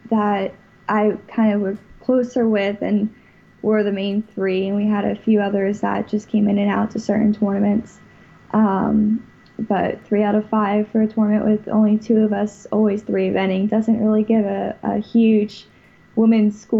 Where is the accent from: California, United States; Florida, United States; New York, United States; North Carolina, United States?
Florida, United States; West Palm Beach; also born or lived in Pennsylvania; I'm from West Palm Beach, right by Okeechobee, uh, but originally I was born in Pennsylvania